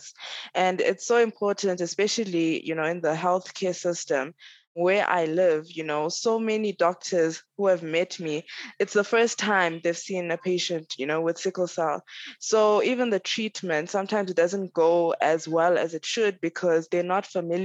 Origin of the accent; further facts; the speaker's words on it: DR Congo; now in South Africa; I'm currently living in South Africa, but I'm originally from Congo, DRC.